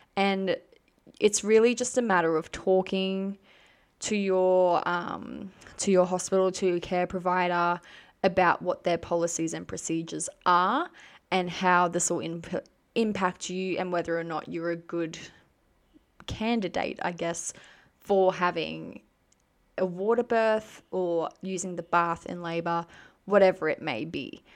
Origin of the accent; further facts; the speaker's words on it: Queensland, Australia; I am from Queensland